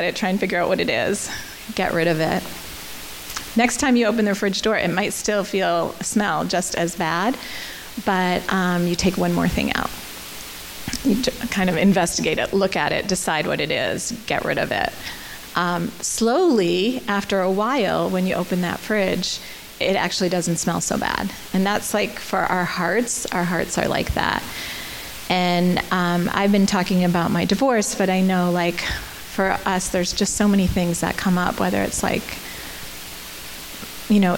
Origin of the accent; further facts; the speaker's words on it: United States; moved away as an adult; also born or lived in Canada; I'm American